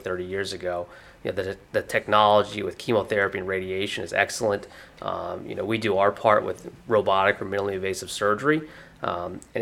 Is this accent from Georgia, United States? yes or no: yes; Augusta, Georgia, United States; moved away as an adult; also born or lived in Philadelphia / New York; now in Jacksonville, United States; I grew up actually in Augusta, Georgia, so not too far away